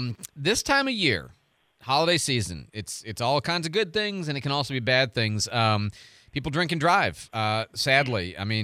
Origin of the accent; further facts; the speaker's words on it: Midwest, United States; now in Pensacola, United States; I grew up in the Midwest.